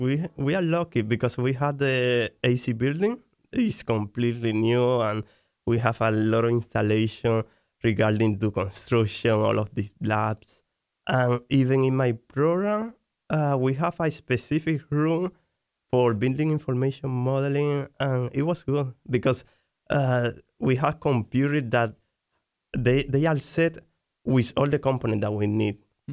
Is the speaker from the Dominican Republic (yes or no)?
yes; Dominican Republic; English is a second language; moved away as an adult; now in Canada; My expectation before I came, it could be a challenge because I was changing my home country. But at the same time, I had some experience as an international student because I spent around 2 years in Spain as an international student. After that, I returned to Dominican Republic.